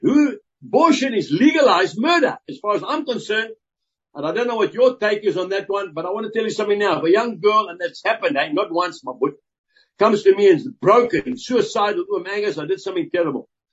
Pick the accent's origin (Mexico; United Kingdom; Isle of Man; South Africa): South Africa; I'm a farmer and I'm a South African.